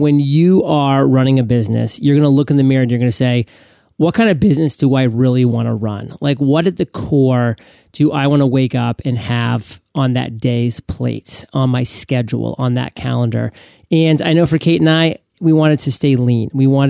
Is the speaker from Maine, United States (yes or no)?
yes; Maine, United States; Yeah, Maine has thunder showers from time to time, for sure.